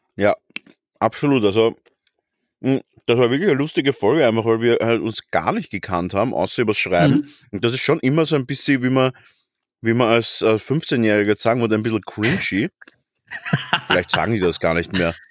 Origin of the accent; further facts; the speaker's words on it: Vienna, Austria; wie man als Wiener sagt